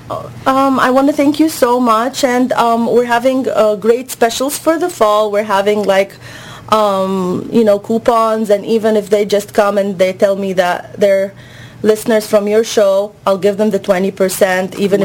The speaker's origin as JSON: {"language": "English", "country": "Egypt", "moved": "yes", "said": "I'm from Egypt originally."}